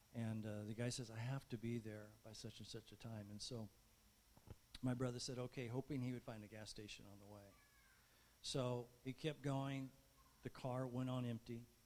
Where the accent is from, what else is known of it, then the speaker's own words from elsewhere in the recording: Barstow, California, United States; I was growing up in Barstow